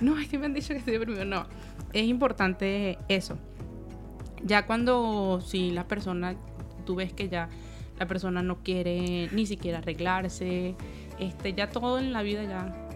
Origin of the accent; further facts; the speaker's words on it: Venezuela; moved away; en mi país Venezuela estudié psicología clínica